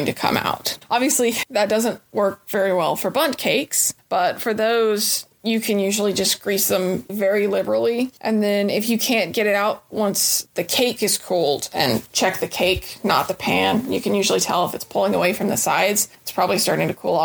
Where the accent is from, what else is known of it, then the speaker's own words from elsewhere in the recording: Chattanooga, Tennessee, United States; also born or lived in Murfreesboro, Tennessee; now in Nashville, United States; I grew up right outside of Chattanooga, became a Middle Tennessean by way of Murfreesboro, and finally made my way here to Music City